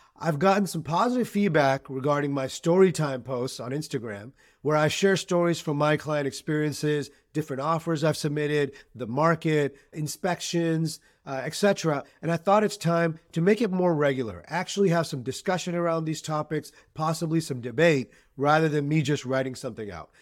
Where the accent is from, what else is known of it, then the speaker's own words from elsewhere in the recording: Boston, Massachusetts, United States; also born or lived in Pakistan; I was born in Pakistan. but I've lived in Greater Boston my entire life